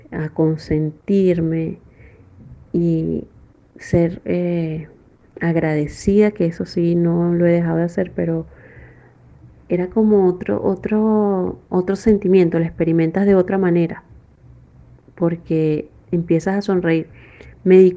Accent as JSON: {"language": "Spanish", "country": "Venezuela", "moved": "yes", "said": "yo me vine enferma de Venezuela y bueno, gracias a Dios ya estoy sana aquí con el tratamiento que me han dado"}